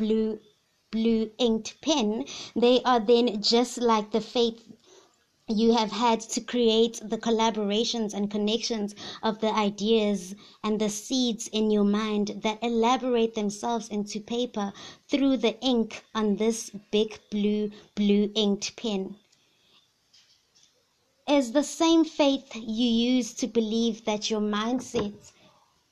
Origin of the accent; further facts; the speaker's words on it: KwaZulu-Natal, South Africa; first language Zulu; English is a second language; I'm from the Zulu tribe